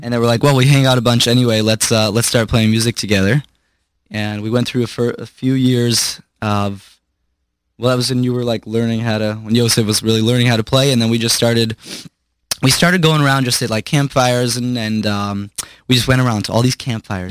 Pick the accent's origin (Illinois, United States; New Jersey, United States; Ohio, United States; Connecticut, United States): Illinois, United States; Chicago; born or raised there; also born or lived in Brooklyn, New York